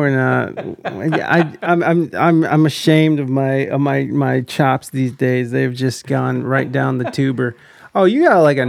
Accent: Ohio, United States; now in San Diego, United States; I'm from Ohio, and then I moved out to mm-hmm. San Diego.

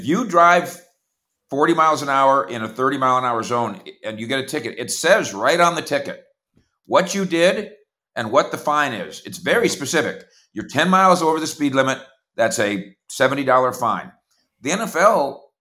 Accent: Minnesota, United States; I grew up in Minnesota

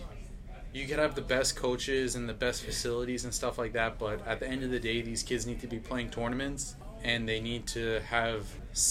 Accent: New York City, New York, United States; Growing up in New York City

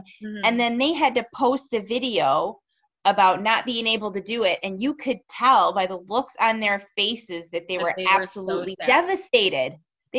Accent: North Carolina, United States; now in Buffalo, United States; My mom was born and raised in Buffalo, but I was born and raised in North Carolina.

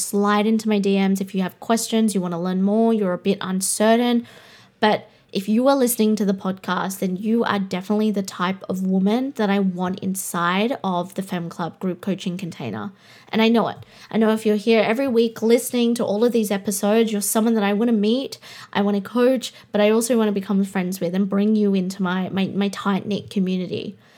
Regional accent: Australia; I'm Australian

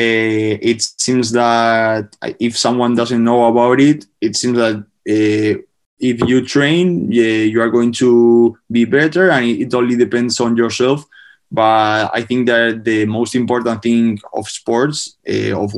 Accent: Spain; before, I used to play sports in Spain, like basketball or tennis

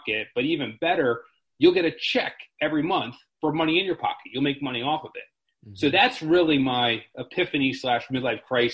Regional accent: Maryland, United States; now in Harrisburg, United States; I'm originally from Maryland

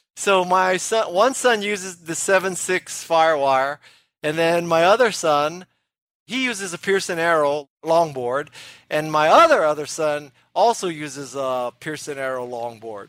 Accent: Hawaii, United States; I did not take up surfing when I was growing up in Hawaii

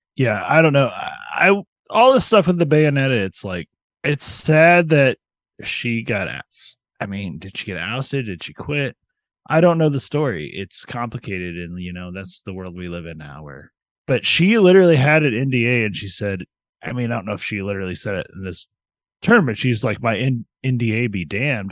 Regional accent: United States; I'm an American

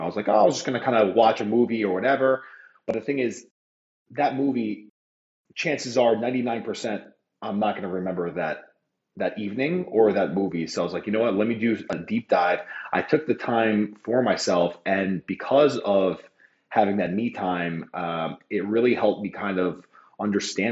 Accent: New York City, New York, United States; I'm born and raised in Queens, New York

